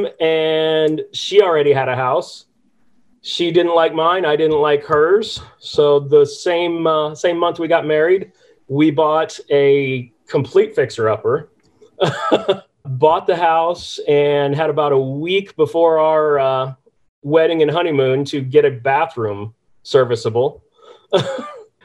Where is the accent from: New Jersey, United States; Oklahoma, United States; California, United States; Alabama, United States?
California, United States; moved away as an adult; now in Norfolk, Virginia, United States; I grew up in California area around rentals.